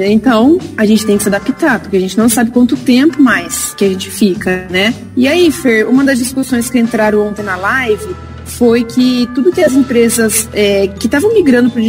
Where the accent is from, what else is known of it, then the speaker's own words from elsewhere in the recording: Ribeirão Preto, São Paulo, Brazil; E assim, nós somos de Ribeirão Preto, nós não conhecemos ninguém, é, nada em Bauru, loja.